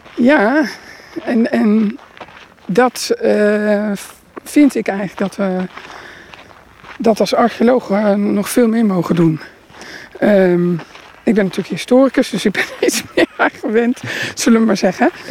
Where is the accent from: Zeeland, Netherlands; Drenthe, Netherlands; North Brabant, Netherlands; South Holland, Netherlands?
Drenthe, Netherlands; Roden; also born or lived in Groningen; ik ben geboren in Groningen en opgegroeid in Rode, Noord-Drenthe